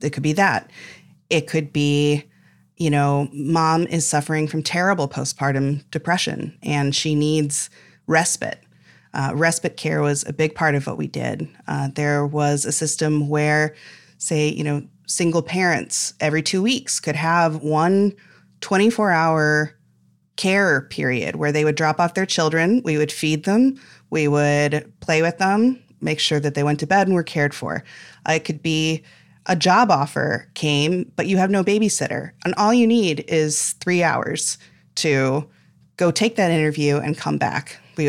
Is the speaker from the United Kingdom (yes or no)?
no; Illinois, United States; I grew up near Champaign-Urbana, Illinois, which is also the home of the, you know, state's biggest public university and a couple hospital systems.